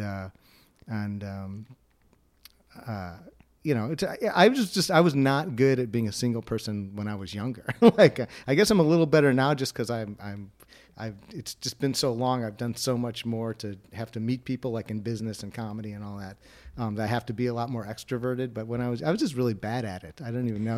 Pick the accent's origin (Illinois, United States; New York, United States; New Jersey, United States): Illinois, United States; Wilmette; I grew up in Will Matt, or as the people in Winnetka like to call it, uh, Winnetka for Jews